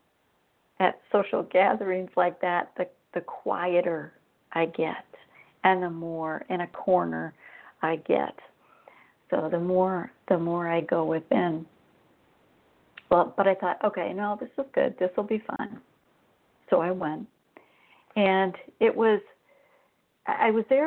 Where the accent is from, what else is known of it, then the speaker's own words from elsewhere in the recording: Wisconsin, United States; moved away as an adult; now in Arizona, United States; I grew up in Wisconsin. I'd been there for over 50 years